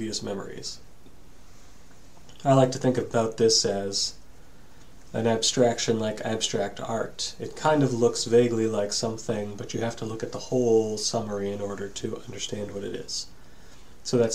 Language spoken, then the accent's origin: English; New England, United States; for me being a New Englander